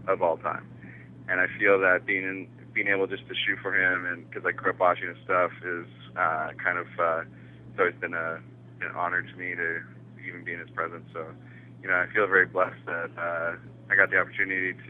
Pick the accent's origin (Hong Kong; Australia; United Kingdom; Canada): Canada; when people ask me, where are you from? And I'm like, Canada